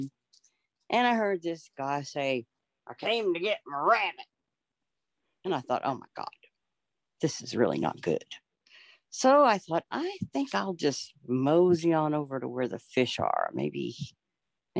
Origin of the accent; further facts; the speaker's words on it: Texas, United States; now in Oklahoma, United States; I'm from Texas, but I live in Oklahoma right now